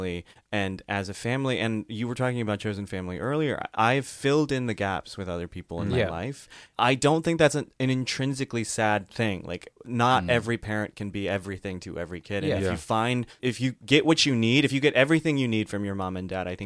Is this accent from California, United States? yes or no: no; outside of Chicago, Illinois, United States; moved away as an adult; also born or lived in New York; now in Los Angeles, United States; I grew up outside of Chicago